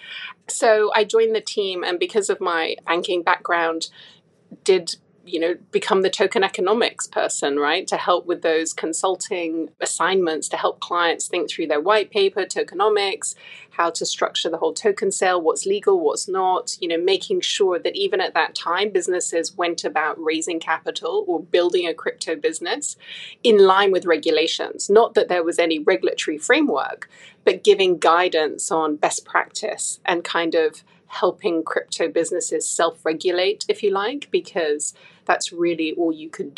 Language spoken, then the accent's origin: English; Hong Kong; moved away; also born or lived in United Kingdom / Singapore; I was born and raised in Hong Kong